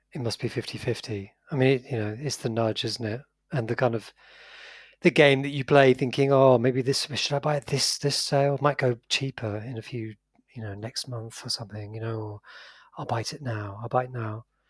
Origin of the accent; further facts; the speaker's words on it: United Kingdom; I'm British